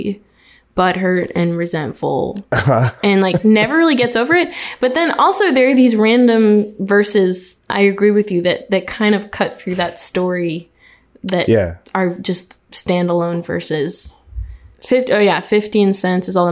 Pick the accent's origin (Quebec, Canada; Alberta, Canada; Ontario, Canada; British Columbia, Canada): Quebec, Canada; Montreal; So I'm originally from Montreal, Quebec, and like Canada mostly, like, no, completely born and raised.